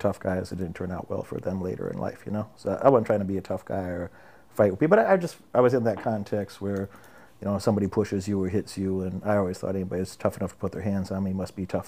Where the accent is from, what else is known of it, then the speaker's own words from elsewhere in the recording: Illinois, United States; Central Illinois.